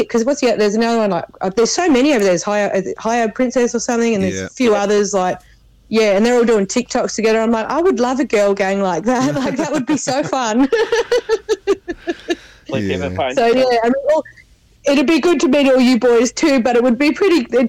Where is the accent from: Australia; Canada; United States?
Australia; born or raised there; accent: bogan